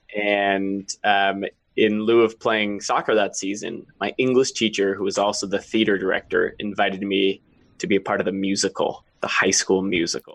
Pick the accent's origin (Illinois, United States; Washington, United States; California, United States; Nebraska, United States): Washington, United States; also born or lived in Maine; I grew up in Washington.